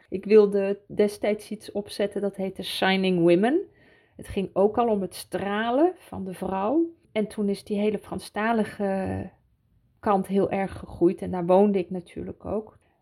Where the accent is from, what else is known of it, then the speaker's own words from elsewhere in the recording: Switzerland; also born or lived in Utrecht, Netherlands; ik daar ben grootgebracht. Ik herinner mij nog mijn eerste dagen in Zwitserland